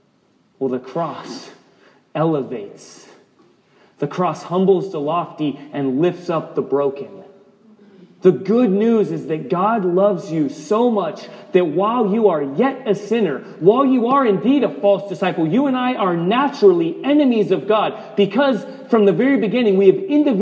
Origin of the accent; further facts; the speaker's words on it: the South, United States; I'm a Christian. I'm an American. I'm from the South. I'm from this particular family.